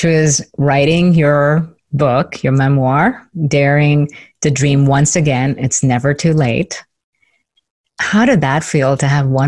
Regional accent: India; now in United States; grew up in India and left India and came to the United States in 1997.

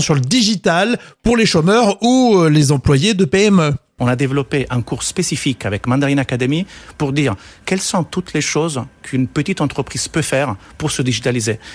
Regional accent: Italy; now in France; je suis italien, j'ai choisi de travailler en France

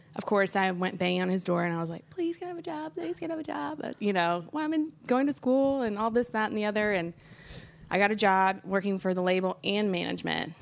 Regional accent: Nashville, Tennessee, United States; also born or lived in Memphis; since I grew up here in Nashville

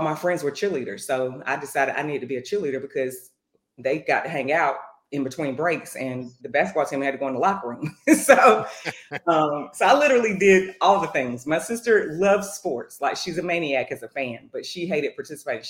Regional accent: North Carolina, United States; And I'm from North Carolina. I grew up on Tobacco Road

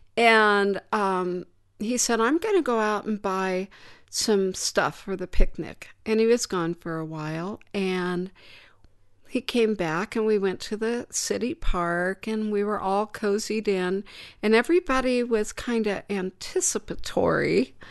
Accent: Danville, United States; my hometown, Danville

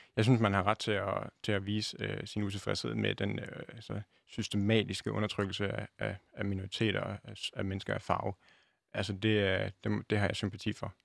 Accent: Denmark; jeg ser mig også selv øh, både som dansker

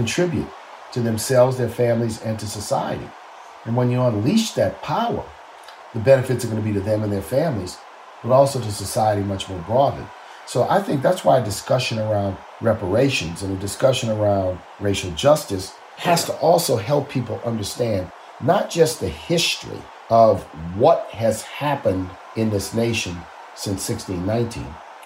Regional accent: New Orleans, Louisiana, United States; when I was growing up in New Orleans

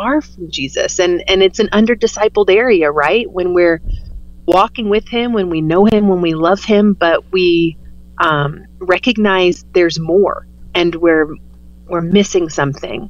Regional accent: the Bible Belt, United States; I grew up in the Bible Belt

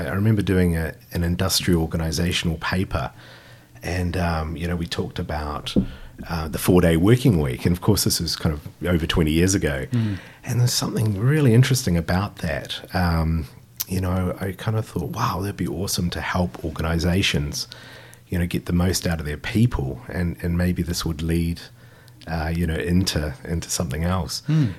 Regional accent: Christchurch, Canterbury, New Zealand; I grew up in Ilam. And I was really lucky. I grew up in this kind of magical place. It was the Ilam Homestead, which is just across the road from Canterbury University. And my parents were caterers

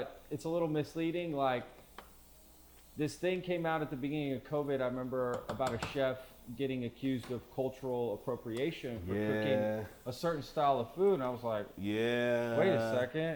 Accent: Texas, United States; also born or lived in Spain; growing up in Texas

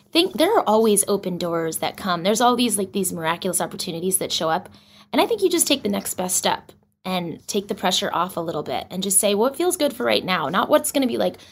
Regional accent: Boston, Massachusetts, United States; moved away as an adult; also born or lived in New York; I grew up in Boston, right outside of Boston. And I actually moved to New York when I was 21

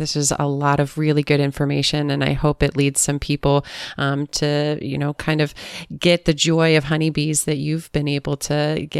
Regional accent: Pennsylvania, United States; now in Southern California, United States; growing up in Pennsylvania when I was a little kid.

